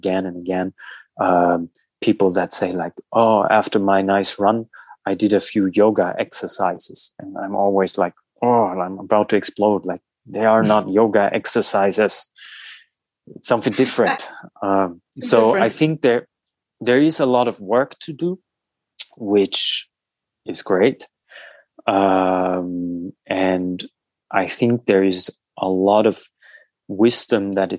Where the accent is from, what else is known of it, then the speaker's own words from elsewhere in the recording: Southern Germany, Germany; moved away as an adult; also born or lived in Berlin / United States; from my hometown in the south of Germany